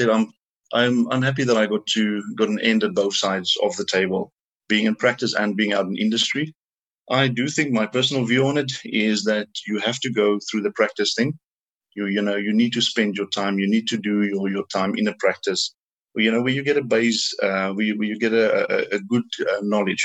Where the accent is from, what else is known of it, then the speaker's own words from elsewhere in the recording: South Africa; also born or lived in Ireland; I was born and raised in South Africa. I did all my schooling here